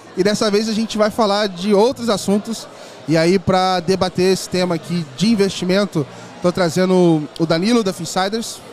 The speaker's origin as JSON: {"language": "Portuguese", "town": "Volta Redonda", "region": "Rio de Janeiro", "country": "Brazil", "moved": "as an adult", "lives_now": "São Paulo, Brazil", "said": "eu era, sou do Rio, de Volta Redonda"}